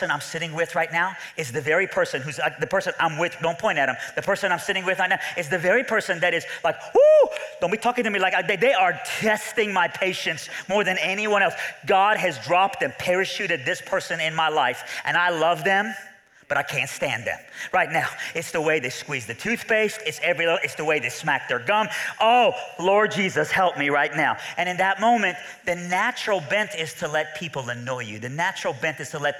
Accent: Iran; I'm from Iran, all right, so I have Middle Eastern blood

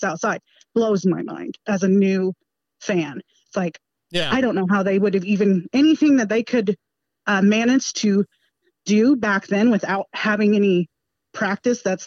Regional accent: Utah, United States; I'm from Utah

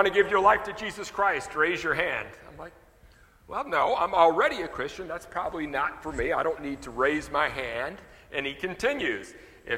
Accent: the North, United States; moved away as an adult; now in South Louisiana, United States; I was raised in the North

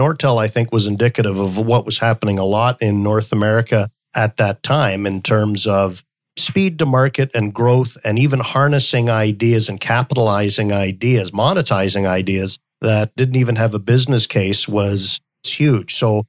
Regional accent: Stockholm, Stockholm County, Sweden; born there; also born or lived in Canada; So I was born in Stockholm, Sweden, and lived all around the world and spent a lot of my life in Canada

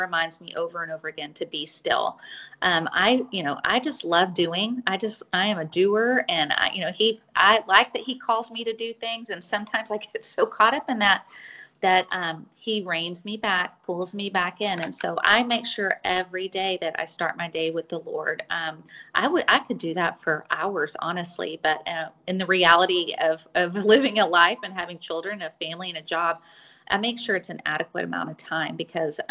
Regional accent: Fort Worth, Texas, United States; I am from Fort Worth, Texas. I still live in Fort Worth

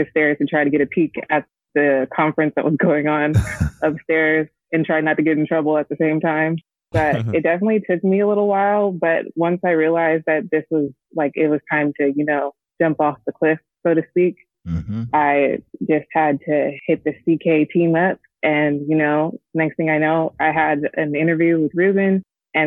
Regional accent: Bay Area, California, United States; I'm from the Bay Area

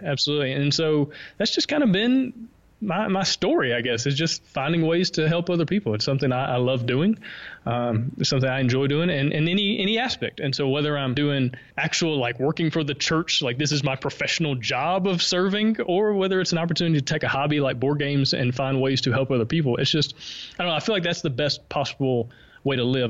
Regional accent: Alabama, United States; accent: Southern; moved away as an adult; now in Honduras; I'm from Alabama. Uh, as you can maybe tell, I have a slight Southern accent.

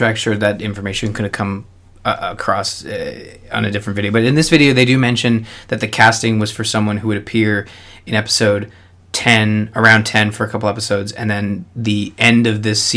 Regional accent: Canada; I'm Canadian

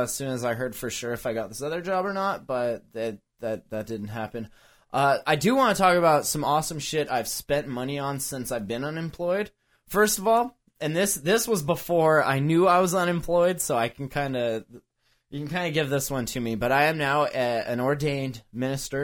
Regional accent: Montana, United States; we're from Montana

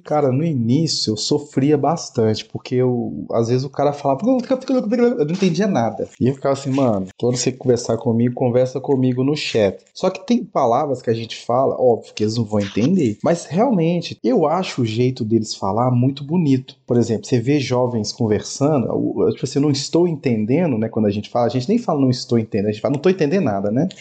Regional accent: Brazil; now in Portugal; a gente é brasileiro

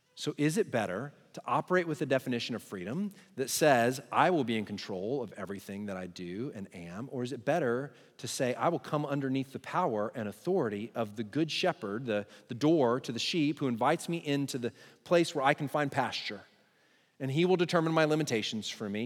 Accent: Texas, United States; I'm Texan

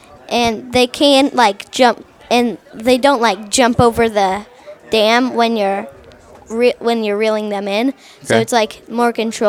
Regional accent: Crested Butte, Colorado, United States; I'm from Crested Butte, Colorado, 9 years old, in fourth grade.

